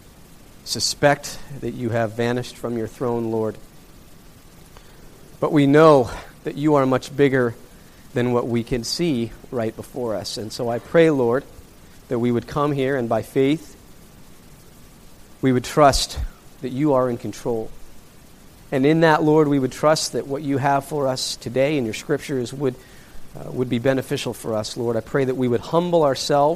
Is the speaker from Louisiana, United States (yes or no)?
no; Laramie, Wyoming, United States; moved away; I grew up in Laramie, Wyoming